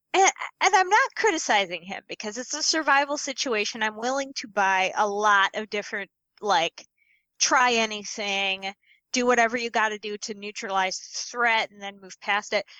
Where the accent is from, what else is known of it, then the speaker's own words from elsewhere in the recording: Midwest, United States; as a Midwesterner